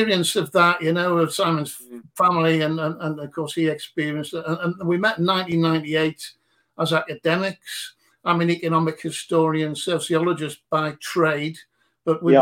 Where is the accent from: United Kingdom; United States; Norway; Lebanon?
United Kingdom; Newcastle upon Tyne, North East England; also born or lived in Consett; I'm from Newcastle